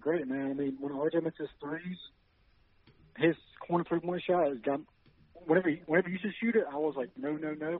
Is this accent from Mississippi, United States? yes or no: yes; Mississippi, United States; I was born here in Mississippi.